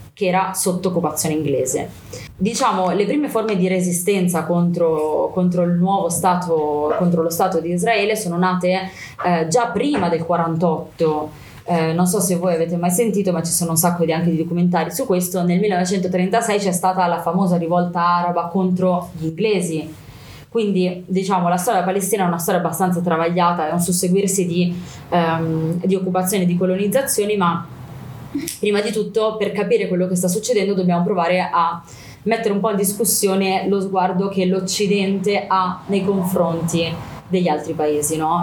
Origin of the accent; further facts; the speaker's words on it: Milan, Lombardy, Italy; sono nata a Milano eh, da papà palestinese e mamma italiana